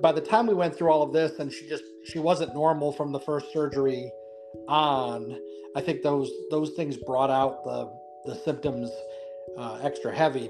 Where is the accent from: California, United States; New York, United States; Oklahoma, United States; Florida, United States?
New York, United States; Buffalo; now in North Carolina, United States; we're from the Buffalo, New York area originally, um, although we live in North Carolina now.